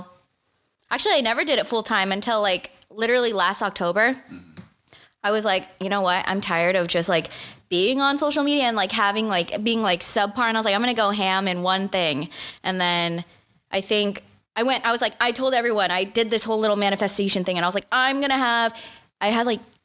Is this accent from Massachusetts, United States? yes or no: no; Santa Clarita, California, United States; I grew up in Santa Clarita